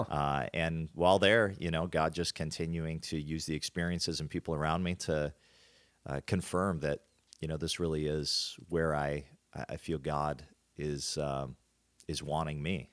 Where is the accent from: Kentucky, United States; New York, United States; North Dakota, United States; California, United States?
North Dakota, United States; Hertz Field; grew up on a farm in the middle of North Dakota